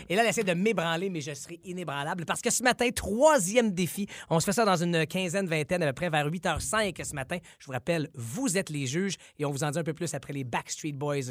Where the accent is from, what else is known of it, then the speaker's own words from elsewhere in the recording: Quebec, Canada; ici chez nous au Québec